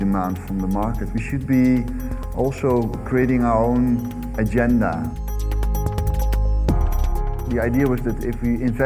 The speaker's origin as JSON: {"language": "English", "region": "southern Netherlands", "country": "Netherlands", "tie": "born or raised there", "said": "I was born in the southern part of the Netherlands, which would always flood every year"}